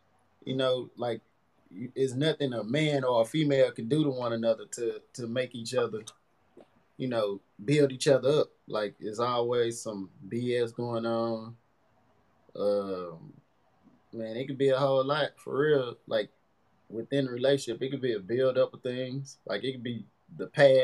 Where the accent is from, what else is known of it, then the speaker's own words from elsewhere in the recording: East St. Louis, Illinois, United States; I'm from East St. Louis, Washington Park area. I went to East Side, went to Park Alternative School for a little while. And born and raised from the city